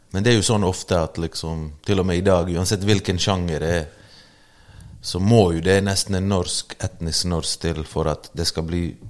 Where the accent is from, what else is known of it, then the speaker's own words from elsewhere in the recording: Bergen, Vestland, Norway; also born or lived in Bosnia and Herzegovina; jeg vokste opp i Løvstakken, sosiale boliger